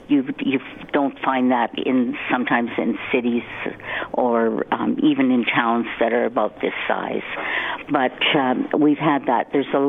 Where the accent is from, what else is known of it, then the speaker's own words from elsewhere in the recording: Morinville, Alberta, Canada; I grew up in Mornville, so it is my hometown also. And I went to school here and got married, stayed right here, and I'm still here.